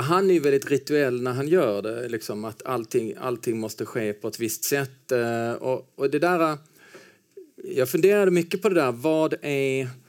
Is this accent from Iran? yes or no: no; Helsingborg, Skåne, Sweden; moved away as an adult; also born or lived in Stockholm; now in Copenhagen, Denmark; jag är ju uppvuxen i Helsingborg. När jag var två år gammal då flyttade mina föräldrar ner till Helsingborg